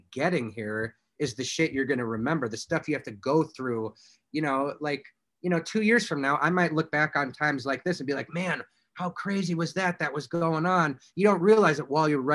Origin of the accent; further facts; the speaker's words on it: Indiana, United States; I'm from Indiana.